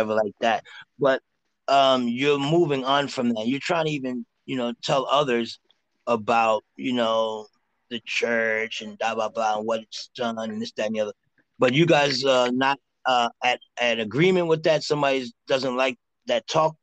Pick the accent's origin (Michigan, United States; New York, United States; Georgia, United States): New York, United States; New York City; I'm from Harlem